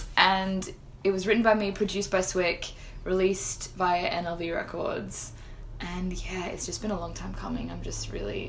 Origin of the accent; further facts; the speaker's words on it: Sydney, New South Wales, Australia; also born or lived in Florence, Italy; In Sydney, yeah.